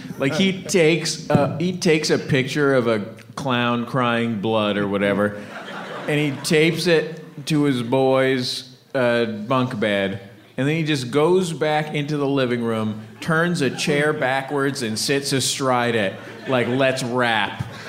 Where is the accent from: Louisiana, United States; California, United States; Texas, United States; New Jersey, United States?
California, United States; Look, guys, I'm from the Bay. I know about the Warriors.